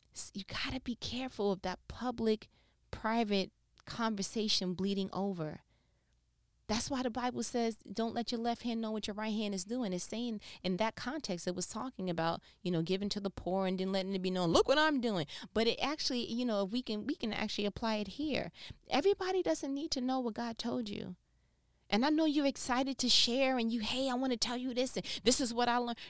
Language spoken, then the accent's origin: English; New York, United States; moved away as an adult; now in Southern United States; I'm not from here culturally, I'm from New York